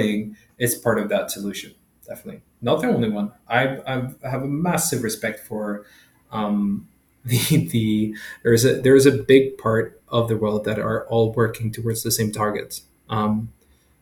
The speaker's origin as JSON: {"language": "English", "country": "Sweden", "moved": "yes", "lives_now": "Kenya", "said": "I'm from Sweden"}